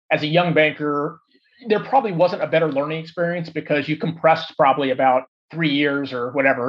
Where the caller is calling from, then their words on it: Los Gatos, California, United States; I'm actually sitting in Los Gatos, which is where my house is.